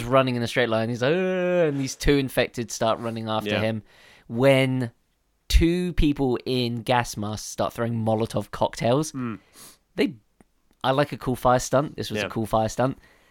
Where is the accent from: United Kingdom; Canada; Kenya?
United Kingdom; Or is that because we're Brits?